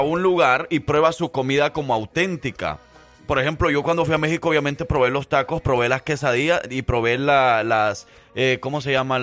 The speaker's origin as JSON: {"language": "Spanish", "country": "El Salvador", "moved": "yes", "lives_now": "Alabama, United States", "said": "yo como salvadoreño"}